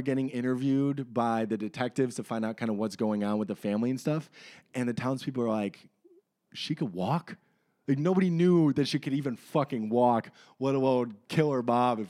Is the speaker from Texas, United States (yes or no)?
yes; Texas, United States; I'm from Texas. I got three dogs.